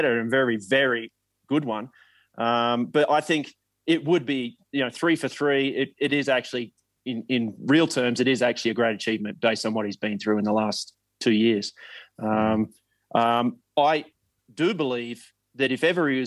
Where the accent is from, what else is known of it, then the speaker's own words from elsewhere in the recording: Australia; As an Aussie